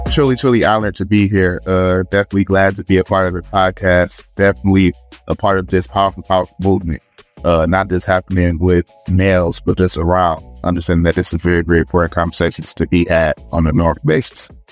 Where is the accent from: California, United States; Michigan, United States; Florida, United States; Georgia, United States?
Michigan, United States; Detroit; I'm from Detroit, Michigan